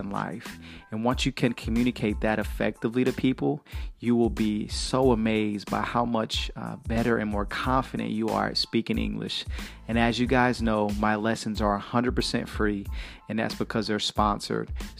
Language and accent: English; Chattanooga, Tennessee, United States; I was born in Chattanooga, Tennessee